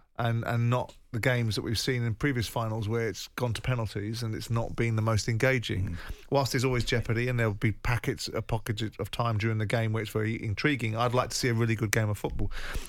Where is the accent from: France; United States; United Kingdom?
United Kingdom; London; as a Londoner